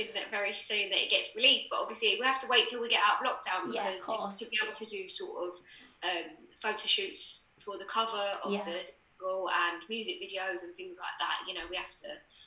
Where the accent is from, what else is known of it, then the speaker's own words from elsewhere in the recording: Essex, East of England, United Kingdom; I was from Essex.